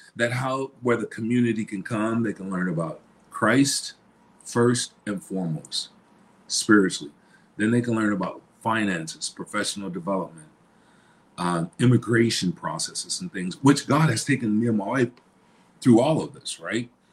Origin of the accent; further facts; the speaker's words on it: Illinois, United States; moved away; born and raised in Illinois.